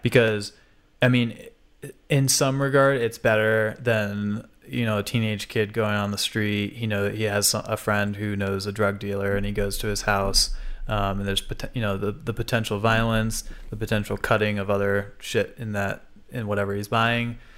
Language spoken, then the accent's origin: English; Florida, United States; moved away; growing up in Florida, where we could go every few weekends or every month